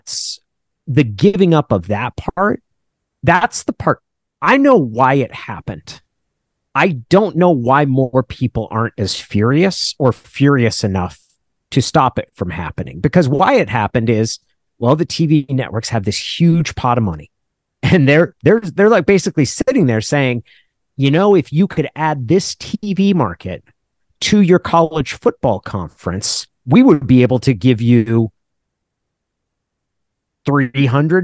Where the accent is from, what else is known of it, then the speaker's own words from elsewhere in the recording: California, United States; also born or lived in Oregon / Washington; I went to high school in California